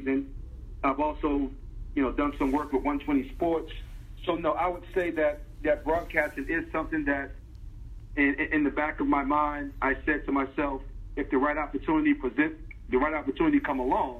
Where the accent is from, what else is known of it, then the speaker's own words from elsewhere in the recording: Newark, New Jersey, United States; I grew up in Newark, New Jersey